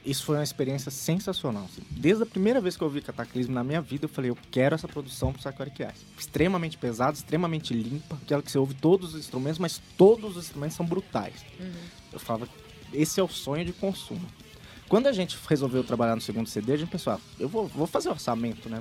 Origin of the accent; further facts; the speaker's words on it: Belo Horizonte, Minas Gerais, Brazil; eu me sentindo peixe fora d'água, porque eu sou de Belo Horizonte